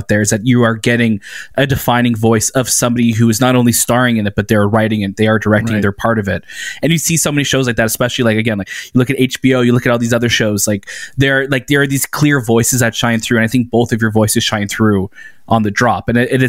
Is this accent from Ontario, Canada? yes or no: yes; Toronto, Ontario, Canada; we're from Toronto